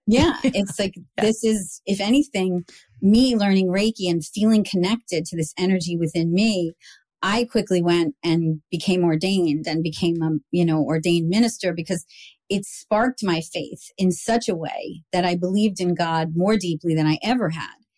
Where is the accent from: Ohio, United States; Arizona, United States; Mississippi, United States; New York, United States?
New York, United States; now in Montclair, United States; I was like this New Yorker